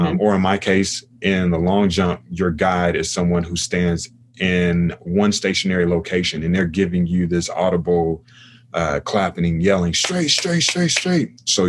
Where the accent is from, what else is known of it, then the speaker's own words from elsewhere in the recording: United States; I'm from America